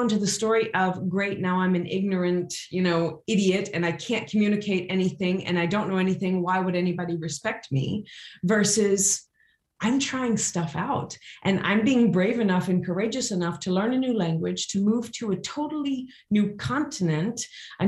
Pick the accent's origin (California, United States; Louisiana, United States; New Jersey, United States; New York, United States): Louisiana, United States; now in Switzerland; how I grew up in Louisiana